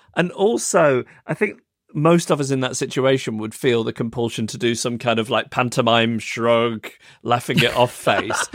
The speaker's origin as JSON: {"language": "English", "town": "Macclesfield", "region": "North West England", "country": "United Kingdom", "tie": "born or raised there", "moved": "yes", "lives_now": "London, United Kingdom", "said": "my hometown of Macclesfield, which is a couple of hours away from London on the train."}